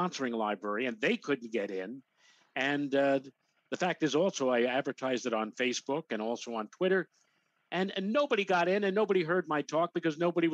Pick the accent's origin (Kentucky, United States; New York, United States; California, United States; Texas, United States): New York, United States; New York City; when I was growing up in Throgs Neck